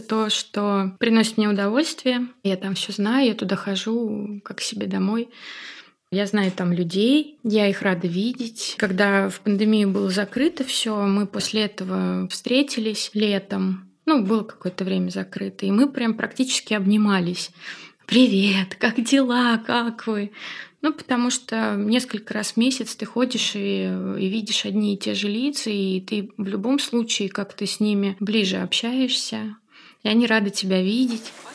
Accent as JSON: {"language": "Russian", "town": "Tolyatti", "region": "Samara Oblast", "country": "Russia", "tie": "born or raised there", "moved": "as an adult", "lives_now": "Saint Petersburg, Russia", "said": "я на Волге выросла"}